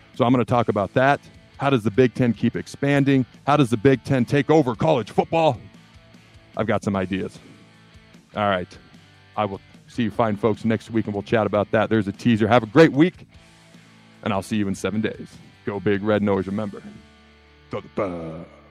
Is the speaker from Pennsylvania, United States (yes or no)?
no; Washington, United States; moved away; also born or lived in Hastings, Nebraska; I was born in Hastings, lived there till I was three. Dad's job took me to the state of Washington, so that's where I grew up